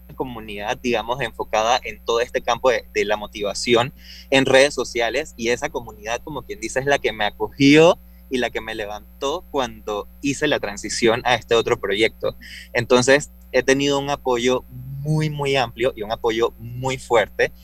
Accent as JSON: {"language": "Spanish", "country": "Panama", "said": "También soy un panameño"}